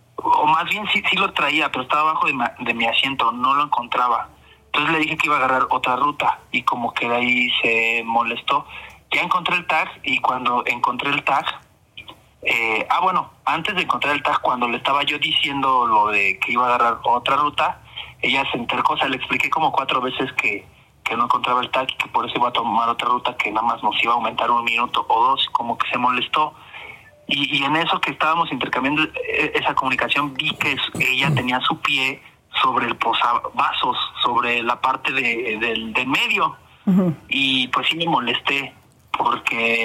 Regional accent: Mexico City, Mexico; accent: fresa; de Iztapalapa

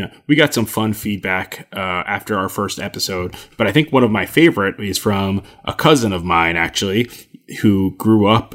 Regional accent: New Jersey, United States; also born or lived in Michigan; I'm from New Jersey

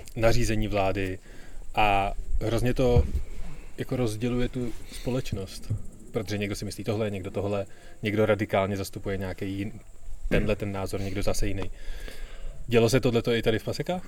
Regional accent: Prague, Czechia

